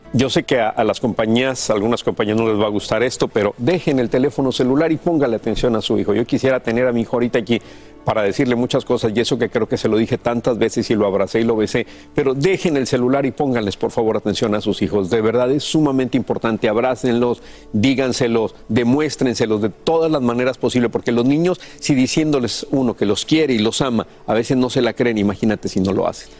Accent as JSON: {"language": "Spanish", "country": "Mexico", "tie": "born or raised there", "said": "nacimos y crecimos en México"}